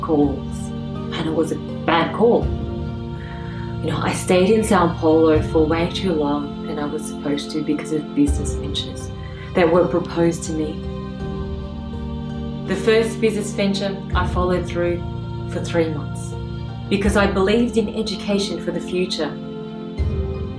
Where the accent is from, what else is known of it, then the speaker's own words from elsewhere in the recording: Australia; I always only thought of myself as being Australian.